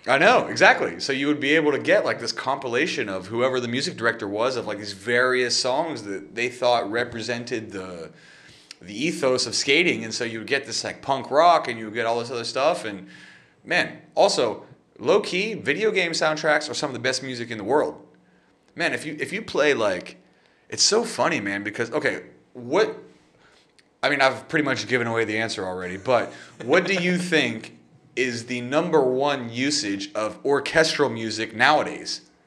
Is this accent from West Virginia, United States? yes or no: yes; West Virginia, United States; I'm from West Virginia.